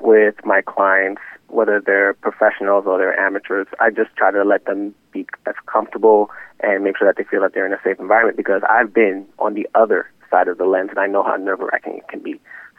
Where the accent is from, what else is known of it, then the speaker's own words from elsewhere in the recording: New York City, New York, United States; I really like having my business in Westchester, even though I'm from New York City myself.